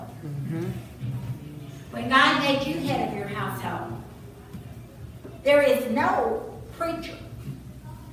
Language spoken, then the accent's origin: English; Southeast Missouri, United States; now in Texas, United States; I grew up in Southeast Missouri